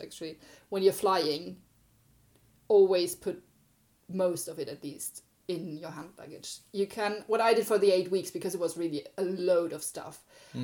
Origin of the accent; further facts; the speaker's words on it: Germany; moved away; I'm from Germany